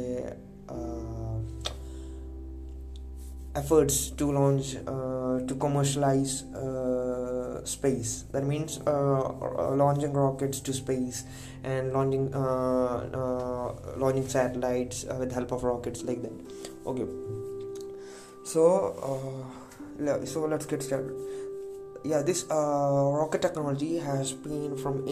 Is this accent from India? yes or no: yes; India; accent: Indian English; English is a second language; It's Indian English accent, and I would say it's below average Indian English, because I told you English is not my native language.